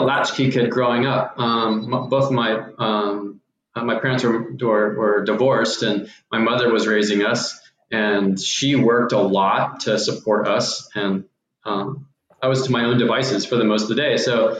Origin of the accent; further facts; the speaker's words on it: Houston, Texas, United States; we're from Houston as well